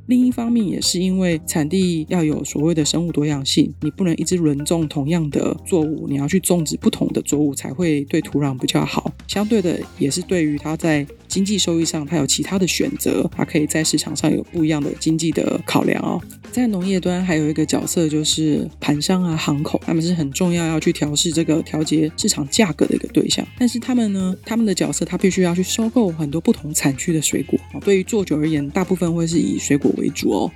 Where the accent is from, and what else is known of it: Taiwan